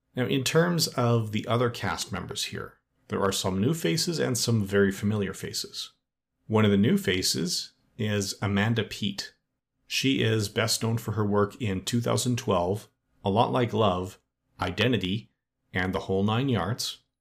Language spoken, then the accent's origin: English; Edmonton, Alberta, Canada; Edmonton, which is my hometown and where I still live